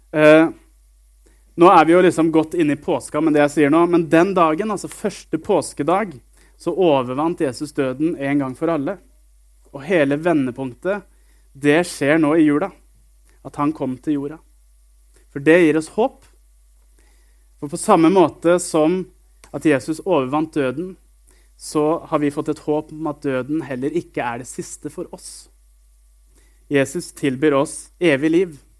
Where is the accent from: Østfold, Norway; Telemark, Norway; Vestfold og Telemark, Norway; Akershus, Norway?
Østfold, Norway; Sarpsborg; now in Jørpeland, Norway; jeg bor på Jørpeland, og så kommer jeg fra en by som heter Sarpsborg. Eh, og et lite sted som heter Greåker